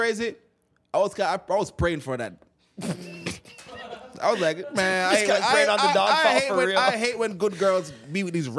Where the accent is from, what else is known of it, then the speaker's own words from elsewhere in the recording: Jamaica; we as Jamaican, we grew up and watch that.